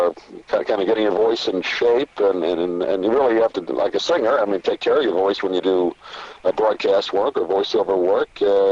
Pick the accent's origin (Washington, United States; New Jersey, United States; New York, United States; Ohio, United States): New York, United States; I grew up in New York